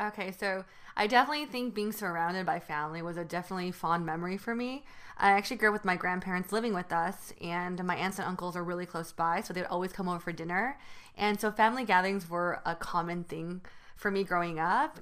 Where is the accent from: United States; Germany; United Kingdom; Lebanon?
United States; Union City, California; first language Mandarin and Taiwanese; English is a second language; I grew up in Northern California in Union City